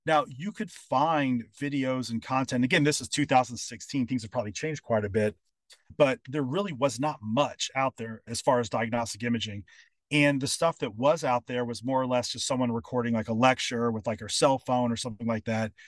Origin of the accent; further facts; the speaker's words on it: Louisville, Kentucky, United States; moved away; also born or lived in California; moving back to my hometown, which is Louisville, Kentucky